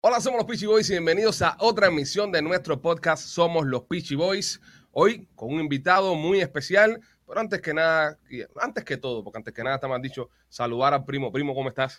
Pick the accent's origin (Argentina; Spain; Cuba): Cuba; now in United States; como cubano que vive en el exterior